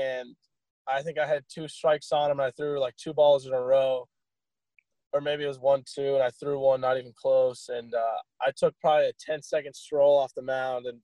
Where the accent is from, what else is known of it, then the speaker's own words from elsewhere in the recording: Ohio, United States; moved away; where I was born in Ohio